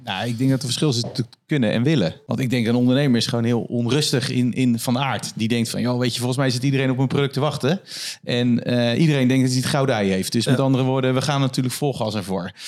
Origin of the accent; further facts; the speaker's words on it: Netherlands; als Hollander